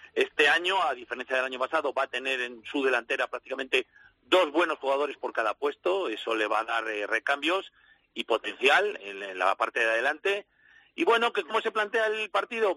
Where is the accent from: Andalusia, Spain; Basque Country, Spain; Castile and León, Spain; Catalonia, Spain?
Castile and León, Spain; Valladolid; soy vallisoletano